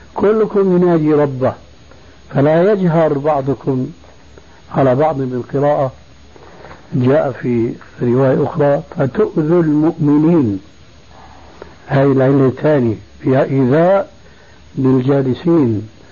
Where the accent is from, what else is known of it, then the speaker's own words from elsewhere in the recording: Syria; moved away; عندنا في سوريا